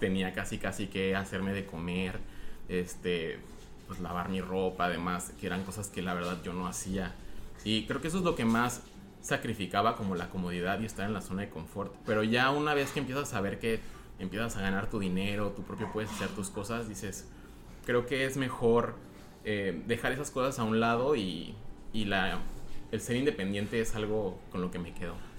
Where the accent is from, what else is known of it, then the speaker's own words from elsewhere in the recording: Guadalajara, Jalisco, Mexico; moved away as an adult; now in United States; nací en Guadalajara, soy mexicano, eh, mexicano-americano. Ahorita estoy viviendo en Estados Unidos